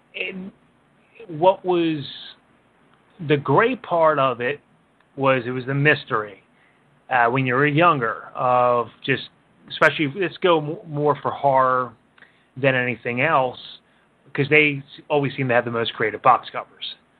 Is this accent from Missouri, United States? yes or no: no; Philadelphia, Pennsylvania, United States; I grew up in Northeast Philly